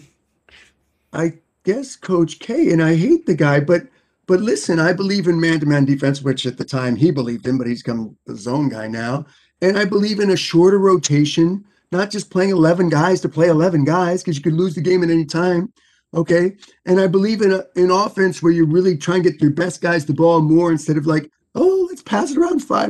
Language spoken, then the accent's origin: English; New York City, New York, United States; moved away; I'm not from North Carolina. I grew up in New York City.